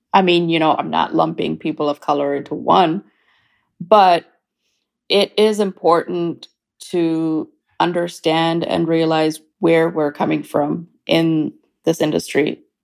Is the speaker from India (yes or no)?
yes; India; also born or lived in Kuwait / Canada; now in United States; I was born in India, and I am an Indian Canadian who's about to become an American. I've lived in 4 different countries. I grew up in India, Kuwait, Canada, and the US.